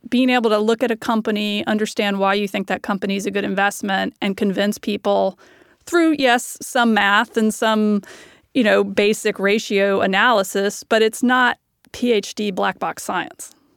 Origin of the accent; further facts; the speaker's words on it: the South, United States; I'm from the South